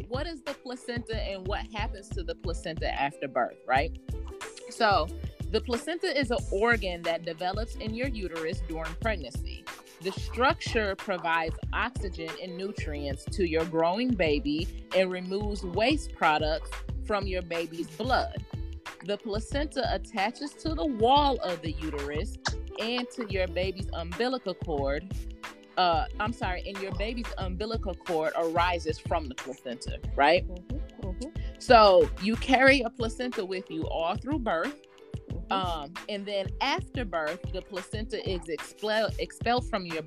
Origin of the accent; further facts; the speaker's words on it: Michigan, United States; now in Atlanta, United States; I myself am born and raised in Michigan, so I'm used to being around the snow.